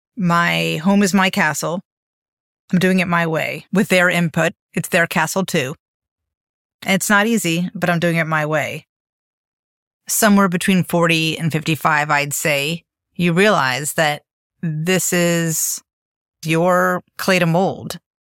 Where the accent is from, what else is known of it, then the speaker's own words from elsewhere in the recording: Miami, Florida, United States; moved away as an adult; also born or lived in Bennington, Vermont / New York / Europe; I grew up in Miami in the eighties